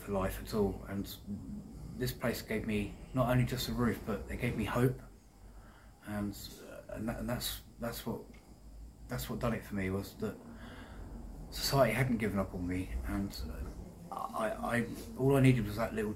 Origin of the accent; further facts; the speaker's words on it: Deal, South East England, United Kingdom; Deal, which is my hometown.